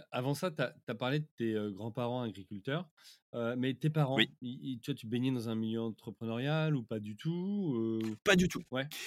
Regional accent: Orléans, Centre-Val de Loire, France; je suis d'Orléans à la base.

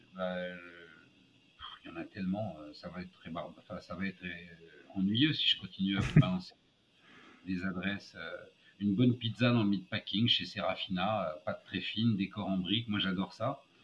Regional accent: France; moved away as an adult; also born or lived in United States; now in New York, United States; je suis un Français qui a le passeport américain

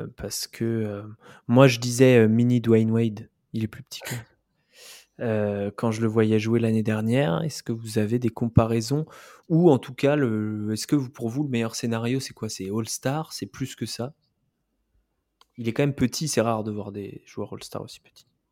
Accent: France; on est des Français

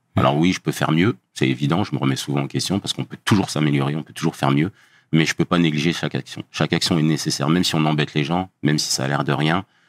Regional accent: Dijon, Bourgogne-Franche-Comté, France; moved away as an adult; now in Paris region, France; je viens de Bourgogne, d'une ville qui s'appelle Dijon

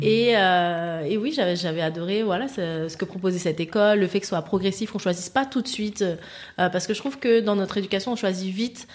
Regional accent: Paris, Île-de-France, France; also born or lived in French Antilles (ancestry); je suis antillaise, mais j'ai vécu, j'ai grandi à Paris.

